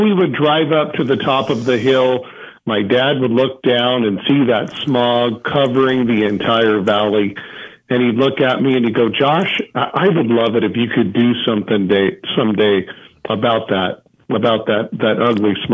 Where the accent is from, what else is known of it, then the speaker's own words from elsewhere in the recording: Visalia, California, United States; I live in Central California, raised in Visalia